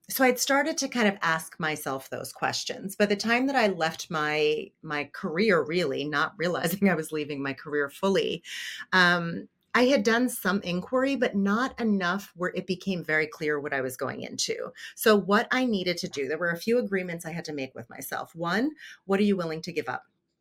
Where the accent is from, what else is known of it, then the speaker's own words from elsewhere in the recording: New Jersey, United States; I grew up in poverty in New Jersey